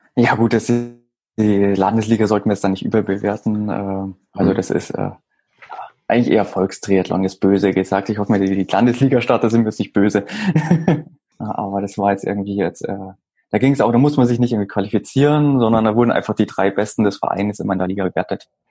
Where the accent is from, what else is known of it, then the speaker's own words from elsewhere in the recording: Garmisch-Partenkirchen, Bavaria, Germany; now in Munich, Germany; wohnen äh, tue ich im Moment in München. Ähm, geboren bin ich in Garmisch-Partenkirchen